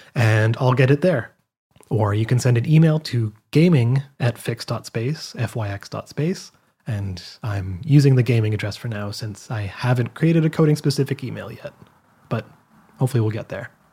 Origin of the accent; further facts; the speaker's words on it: Canada; I'm from Canada